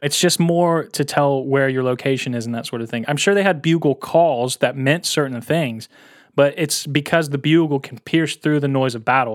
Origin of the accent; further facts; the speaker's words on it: United States; as an American